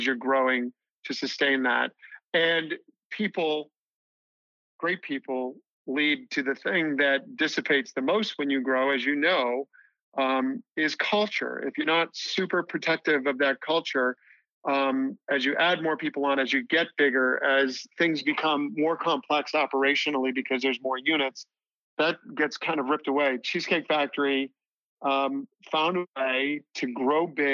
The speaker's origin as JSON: {"language": "English", "town": "Boston", "region": "Massachusetts", "country": "United States", "moved": "as an adult", "said": "I was from Boston."}